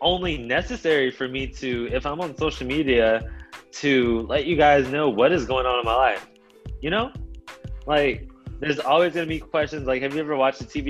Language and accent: English; Austin, Texas, United States; accent: Austin accent; also born or lived in Baton Rouge, Louisiana; I moved to Austin whenever I was 5 years old. So, and I'm 23 now, and I still live in Austin. So, I have adapted to the Austin lingo, the Austin accent